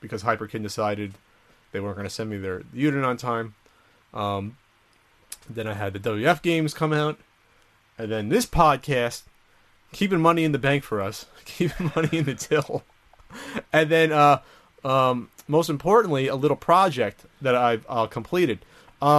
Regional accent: New Jersey, United States; moved away as an adult; we're both from Jersey

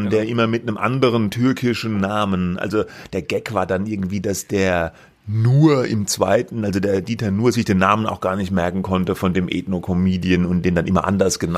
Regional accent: Austria; Ich bin Ausländerin. Ja, richtig. Ich bin Ausländerin. Ich sage es frei heraus. Ich komme aus Österreich.

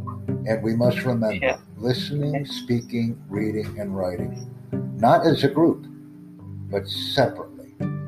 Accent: United States; first language English; I'm from the United States.

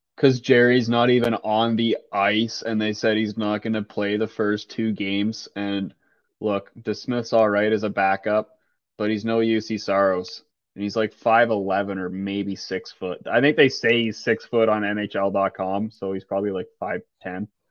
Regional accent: Toronto, Ontario, Canada; growing up around Toronto and a bunch of family, friends and family or Leaf fans

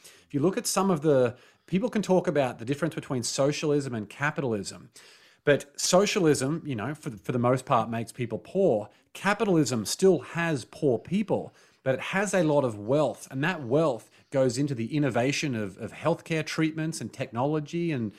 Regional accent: Australia; Like growing up in Australia, there's something called tall poppy syndrome

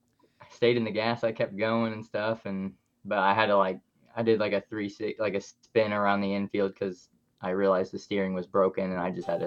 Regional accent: Fairland, Indiana, United States; I grew up in Fairland, Indiana, and then I live not too far from there in Fountain Town, Indiana.

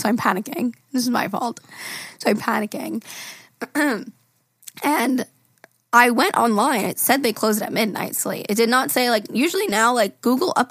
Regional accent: Long Island, New York, United States; I'm from Long Island

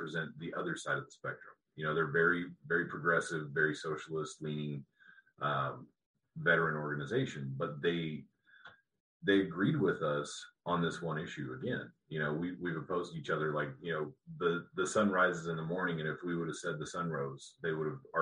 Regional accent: Colorado, United States; where I grew up in Colorado

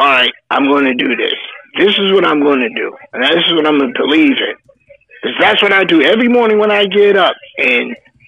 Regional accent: New Jersey, United States; I grew up and lived in New Jersey all my life

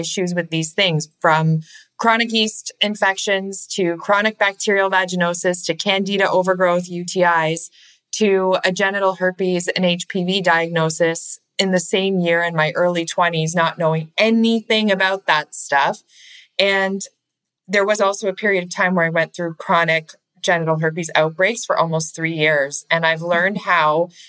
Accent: Canada; I'm from Canada, by the way. I'm Canadian

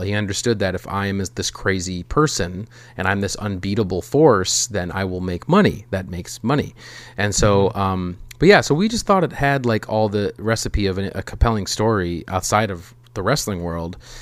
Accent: Minnesota, United States; as a Minnesotan

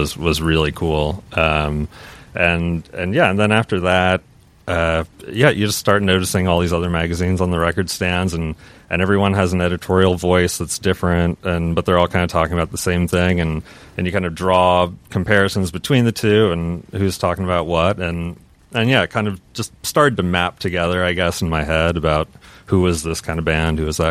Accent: Seattle, Washington, United States; growing up in Seattle, right around when grunge was blowing up. That was when I was about 11, you know, years old.

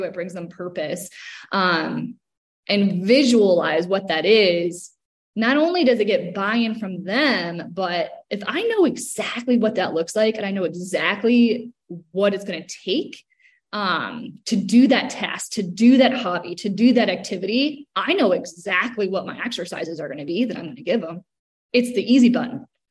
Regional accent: Cleveland, Ohio, United States; moved away as an adult; now in Charlotte, United States; I'm from Cleveland, Ohio

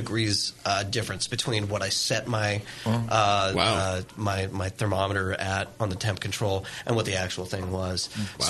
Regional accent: Sonoma County, California, United States; growing up in Sonoma County

